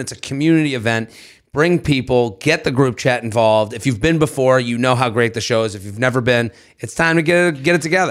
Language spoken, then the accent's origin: English; Boston, Massachusetts, United States; Beantown, my hometown